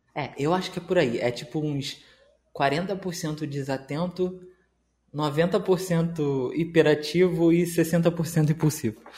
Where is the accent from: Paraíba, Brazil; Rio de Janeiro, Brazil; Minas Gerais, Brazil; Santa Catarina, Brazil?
Rio de Janeiro, Brazil; Eu sou do Rio de Janeiro